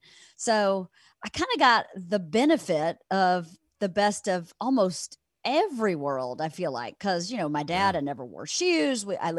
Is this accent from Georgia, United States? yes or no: yes; Georgia, United States; born there; So I was born in a very small town, 1,600 people. Everybody knows everybody.